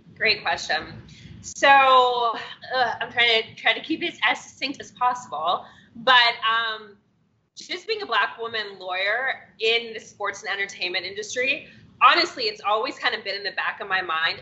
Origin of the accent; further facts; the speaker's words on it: Cincinnati, Ohio, United States; moved away as an adult; also born or lived in upstate New York / Washington, D.C.; now in Los Angeles, United States; I'm originally from Cincinnati, Ohio